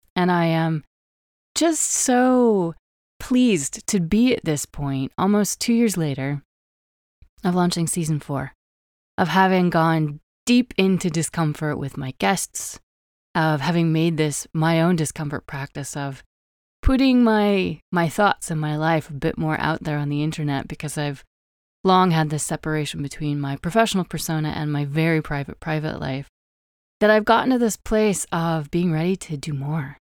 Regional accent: Wyoming, United States; born or raised there

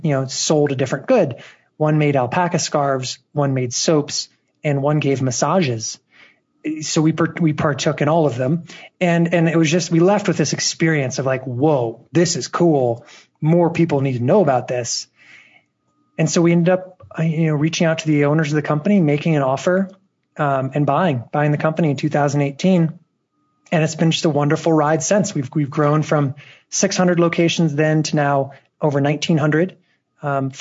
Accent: Washington, District of Columbia, United States; moved away; originally I'm from the Washington, D.C. area

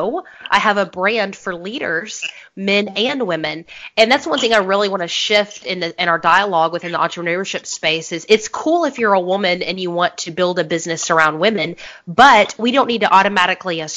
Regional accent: Augusta, Georgia, United States; We are close to the Masters golf course

